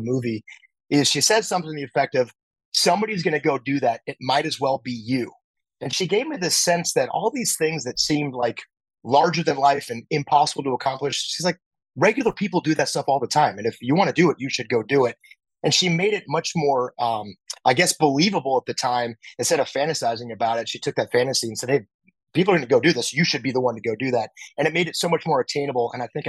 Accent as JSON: {"language": "English", "town": "El Toro", "region": "California", "country": "United States", "tie": "born or raised there", "said": "I grew up in Southern California in a town called El Toro, which happened to be right next to a now closed Marine base called Marine Corps Air Station El Toro."}